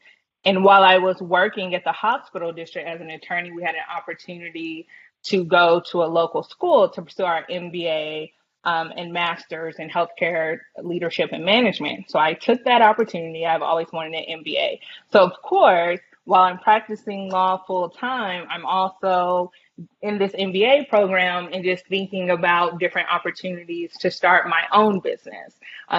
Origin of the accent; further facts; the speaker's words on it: Round Rock, Texas, United States; Like from Round Rock as well, yeah.